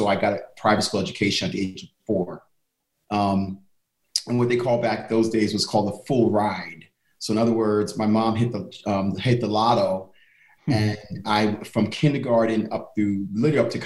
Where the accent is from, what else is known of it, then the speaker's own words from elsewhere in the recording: New York City, New York, United States; I'm Harlem born and raised.